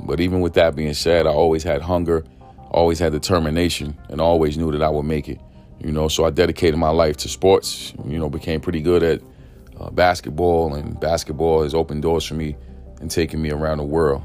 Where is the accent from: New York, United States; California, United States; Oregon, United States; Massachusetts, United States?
New York, United States; New York City; I grew up in East New York, Brooklyn, pink houses to be exact